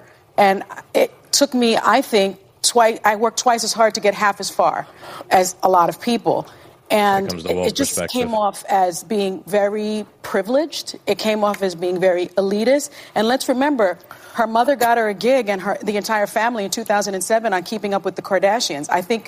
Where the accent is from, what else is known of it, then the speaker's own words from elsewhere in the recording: South Bronx, New York, United States; I grew up in the South Bronx